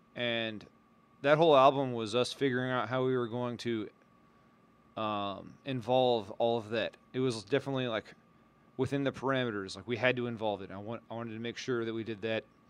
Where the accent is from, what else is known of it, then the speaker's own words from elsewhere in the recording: San Antonio, Texas, United States; One of my hometown, uh, bands that backs me up is called the ….